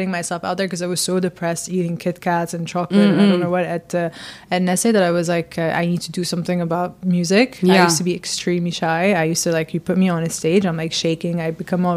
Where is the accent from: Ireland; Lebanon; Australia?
Lebanon; moved away as an adult; also born or lived in United Kingdom; now in Dubai, United Arab Emirates; So I grew up in Lebanon, mm-hmm. born and raised